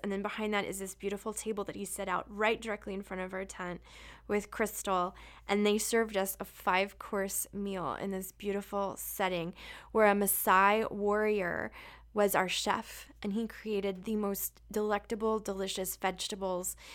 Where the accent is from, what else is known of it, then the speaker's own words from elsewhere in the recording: Florida, United States; I grew up in Florida